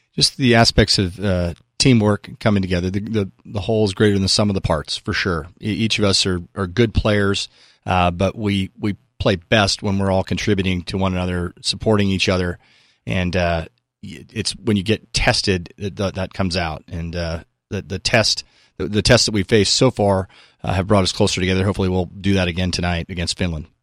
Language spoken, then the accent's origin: English; Newport Beach, California, United States; I grew up in Southern California on the beaches